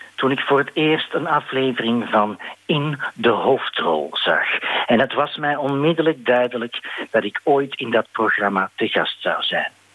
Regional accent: Belgium; voor mij als Belg

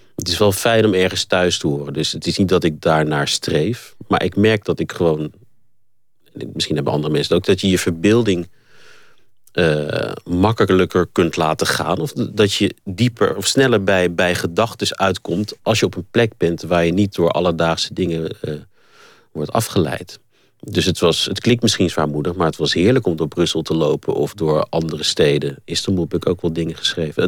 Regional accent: Netherlands; moved away as an adult; now in South Africa; ik heb toch het meeste van mijn eh, leven tot nu toe nog in Nederland doorgebracht. En ik ben gewoon Nederlander.

